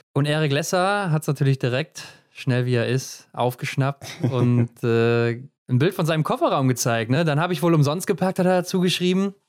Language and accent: German; Germany; wir als Deutsche